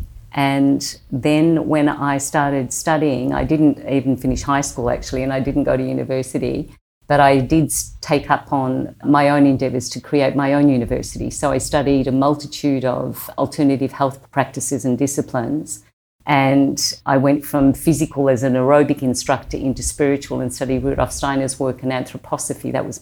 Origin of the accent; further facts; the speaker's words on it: Australia; accent: Australian; my Australian accent